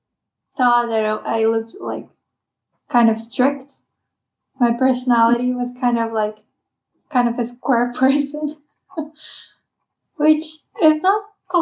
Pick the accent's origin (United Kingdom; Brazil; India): Brazil; moved away; I'm from Brazil, but I kind of look Asian, but I'm not from Asia.